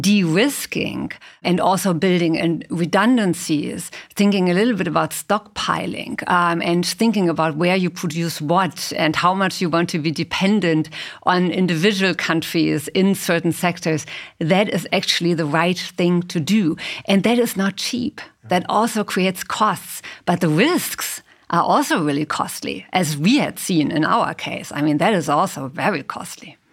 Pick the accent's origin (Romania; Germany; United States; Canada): Germany; I come from Germany